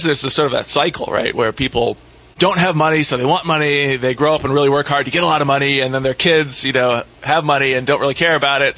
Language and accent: English; Ohio, United States; I grew up in Ohio